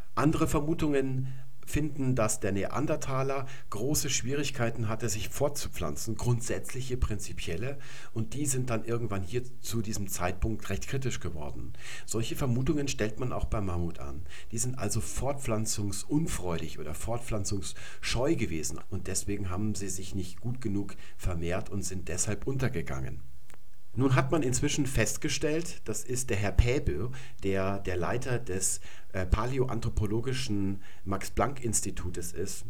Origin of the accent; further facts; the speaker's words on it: Germany; first language German; hier bei uns in Deutschland